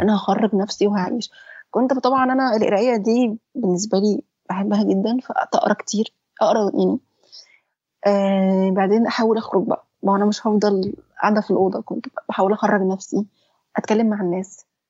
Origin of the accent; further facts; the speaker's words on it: Egypt; احنا عندنا في مصر